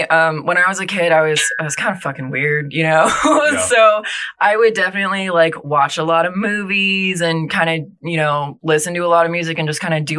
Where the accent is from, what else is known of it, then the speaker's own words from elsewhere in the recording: Tampa, Florida, United States; I was born and raised in Tampa, lived here my whole life.